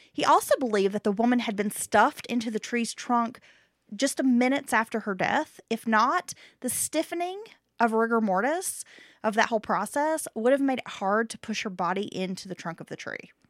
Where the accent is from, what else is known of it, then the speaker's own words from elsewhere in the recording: Appalachia, United States; growing up in Appalachia